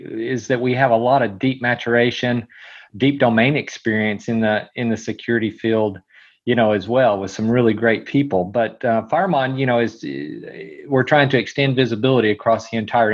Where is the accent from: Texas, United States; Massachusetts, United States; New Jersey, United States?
Texas, United States; I was born and raised in Texas